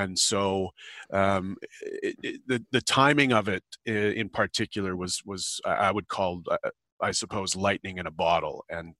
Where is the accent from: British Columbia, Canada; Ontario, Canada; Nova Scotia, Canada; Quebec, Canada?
Ontario, Canada; Thunder Bay; And because that's home, for me, and I grew up around Thunder Bay.